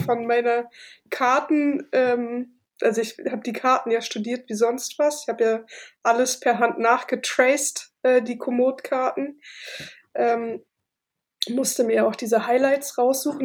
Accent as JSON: {"language": "German", "region": "Berlin", "country": "Germany", "also_born_or_lived": "Cologne", "said": "Ich komme aus Berlin"}